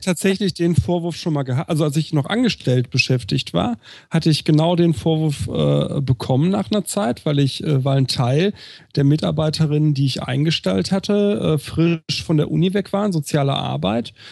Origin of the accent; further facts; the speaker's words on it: Recklinghausen, North Rhine-Westphalia, Germany; auf dem Schulhof bei uns in Recklinghausen Süd